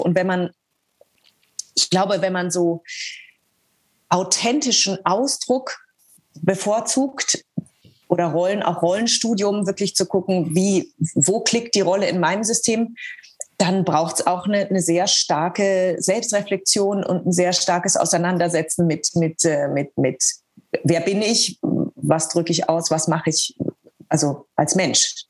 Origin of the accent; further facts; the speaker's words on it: Eckental, Bavaria, Germany; moved away as an adult; also born or lived in Nuremberg / Hanover; ich wurde ja in Nürnberg geboren und ähm, lebte aber äh, 25 Kilometer außerhalb von Nürnberg ähm, in Eckental. Das ist ein Dorf mit Bauernhöfen